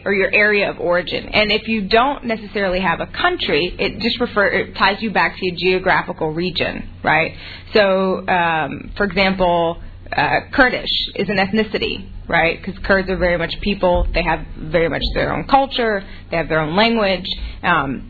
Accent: Mississippi, United States; moved away; also born or lived in Charleston, South Carolina / Massachusetts; So I grew up in Mississippi my entire life. I was born in Charleston, South Carolina, raised in Mississippi.

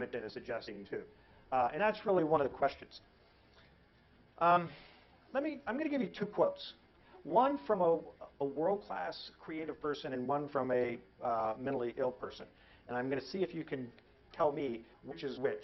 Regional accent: Northern California, United States; also born or lived in Kansas / Oakland, California; I'm from Northern California, I actually was born in Kansas

